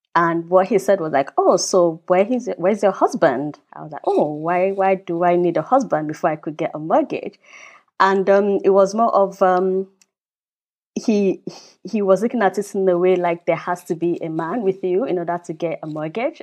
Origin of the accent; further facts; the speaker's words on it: Nigeria; also born or lived in United Kingdom / China / United States; now in Germany; I grew up in Nigeria, so I'm from Nigeria, even though I'm British citizen as well, living in Germany